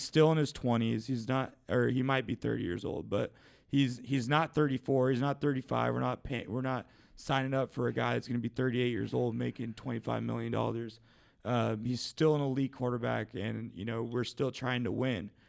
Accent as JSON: {"language": "English", "town": "Seattle", "region": "Washington", "country": "United States", "tie": "born or raised there", "said": "my seattle seahawks my hometown team"}